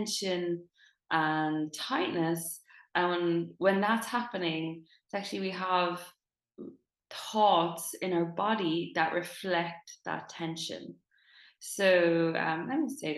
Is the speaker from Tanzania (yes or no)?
no; Dublin, Leinster, Ireland; moved away; I'm recording this live from Dublin, my hometown. I went home last week.